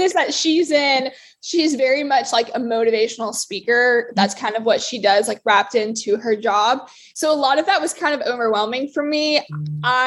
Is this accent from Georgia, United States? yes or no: yes; Marietta, Georgia, United States; I'm originally from Marietta, Georgia, and I grew up kind of doing all sports